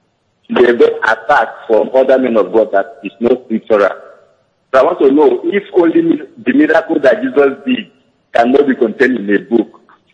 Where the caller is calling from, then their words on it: Italy; I'm calling from Italy.